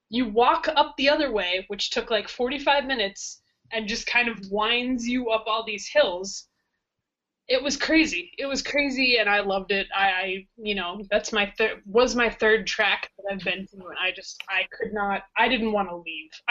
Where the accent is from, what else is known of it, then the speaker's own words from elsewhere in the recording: United States; bro, I'm from America.